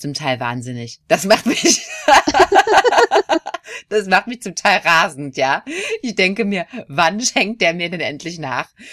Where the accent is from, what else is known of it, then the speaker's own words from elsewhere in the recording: Dortmund, North Rhine-Westphalia, Germany; moved away as an adult; now in South Korea; in Dortmund, wo ich herkomme